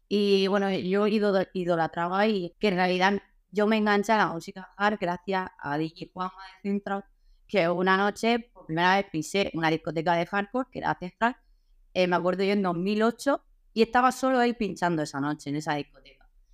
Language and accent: Spanish; Murcia, Region of Murcia, Spain; soy de Murcia